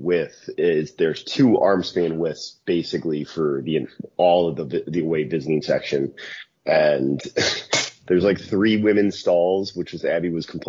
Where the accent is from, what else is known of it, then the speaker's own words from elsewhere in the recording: United States; as an American